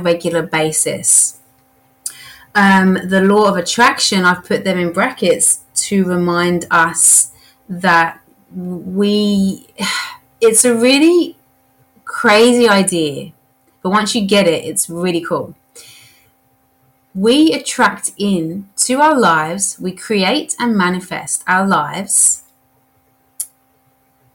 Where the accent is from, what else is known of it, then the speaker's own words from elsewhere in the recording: England, United Kingdom; Being English